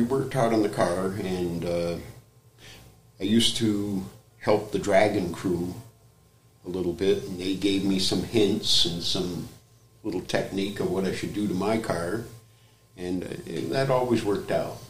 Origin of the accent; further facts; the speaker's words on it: Westford, Vermont, United States; also born or lived in South Burlington; I was originally from Westford.